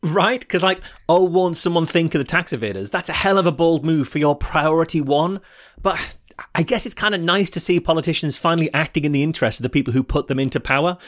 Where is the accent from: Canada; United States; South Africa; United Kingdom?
United Kingdom; I'm British